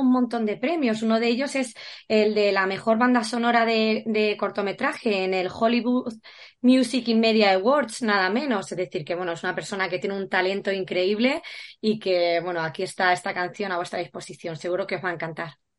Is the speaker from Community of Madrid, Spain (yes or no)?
no; Valdepeñas, Castilla-La Mancha, Spain; es de mi tierra, es paisano